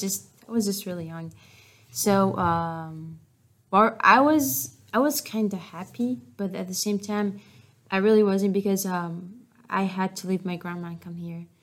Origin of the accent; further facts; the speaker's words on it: Syria; English is a second language; also born or lived in Jordan; now in Westminster, United States; I remember when we moved out from Syria